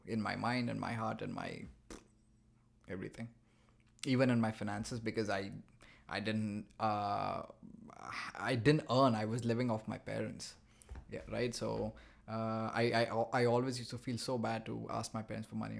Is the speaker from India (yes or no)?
yes; India; moved away as an adult; now in Montreal, Canada; I'm from India